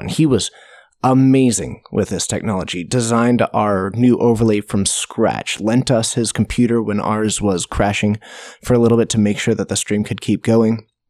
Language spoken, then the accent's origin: English; Snohomish, Washington, United States; I grew up in Snohomish. So Geek Fortress is actually in my hometown